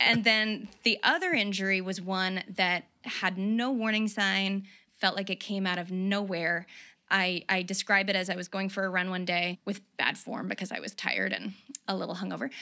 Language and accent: English; the South, United States; moved away; also born or lived in New York; I grew up in the South